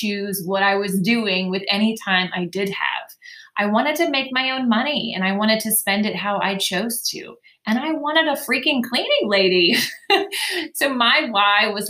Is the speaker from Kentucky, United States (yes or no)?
no; Dayton, Ohio, United States; now in Waxhaw, United States; I'm originally from Dayton, Ohio, which means I say you guys instead of y'all. I'm a true Midwest girl at heart